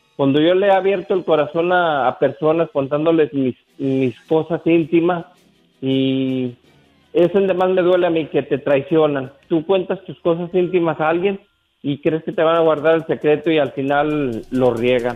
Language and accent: Spanish; San Juan de los Lagos, Jalisco, Mexico; moved away; allá en mi pueblo, en San Juan de los Lagos